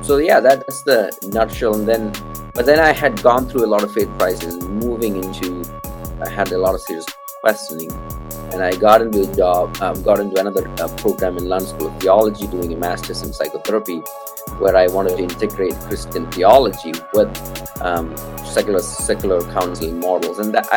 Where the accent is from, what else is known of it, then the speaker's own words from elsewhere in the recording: Kerala, India; also born or lived in Tamil Nadu; I'm originally from India, specifically the South Indian state called Kerala, which is down the tip.